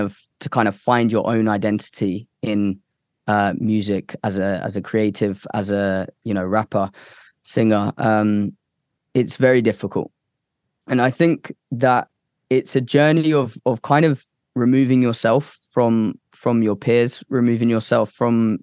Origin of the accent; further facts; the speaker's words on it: Cambridge, East of England, United Kingdom; also born or lived in United States; I moved back in to Cambridge, my hometown, for a little bit